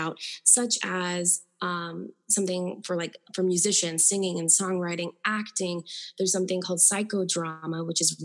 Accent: Florida, United States; I'm from Florida

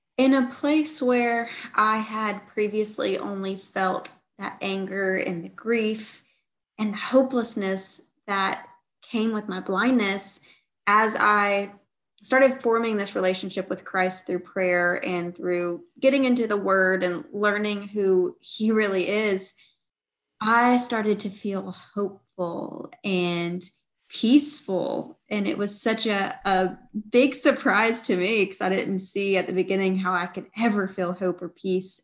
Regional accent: Georgia, United States; I grew up in the South, in Georgia

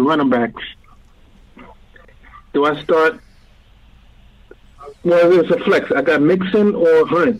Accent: New York City, New York, United States; also born or lived in Bronx; I was born and raised in Brooklyn, so I had to move up to work in the Bronx.

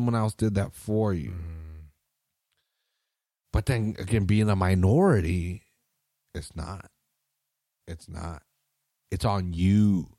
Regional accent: Salinas, California, United States; Because, again, I'm from Salinas. I'm not the minority, bitch. I'm fucking, right, we're the majority we're here. Yeah, yeah. It's a 75% Mexican town, dog.

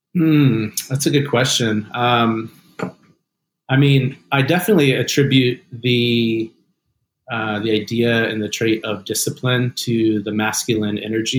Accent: Atlanta, Georgia, United States; also born or lived in North Carolina; my dad grew up in the in the South in Atlanta, uh, which is where I grew up as well.

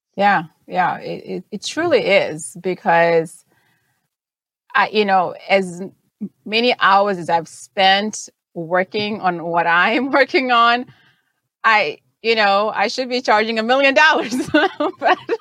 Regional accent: Zimbabwe; first language Shona; English is a second language; moved away; I was born and raised in Zimbabwe

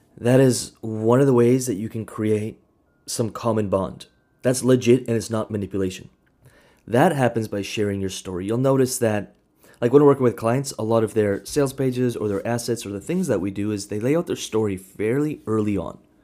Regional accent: Kamloops, British Columbia, Canada; grew up in Kamloops. That's where I grew up

